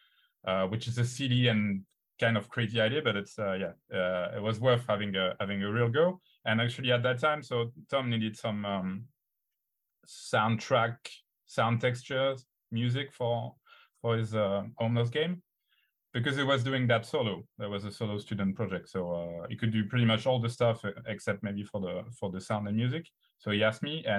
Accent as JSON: {"language": "English", "country": "France", "said": "we're French"}